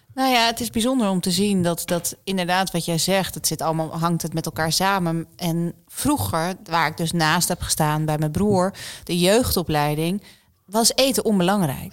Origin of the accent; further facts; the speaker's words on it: Netherlands; ik kom uit Nederland